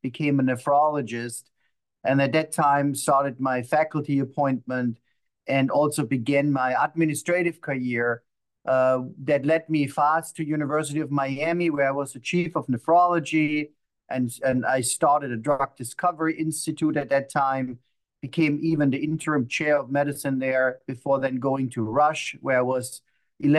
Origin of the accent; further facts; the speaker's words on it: Black Forest, Baden-Württemberg, Germany; moved away as an adult; also born or lived in Heidelberg, Germany / New York, United States / Boston, United States; now in Texas, United States; I'm born and raised in Germany in the Black Forest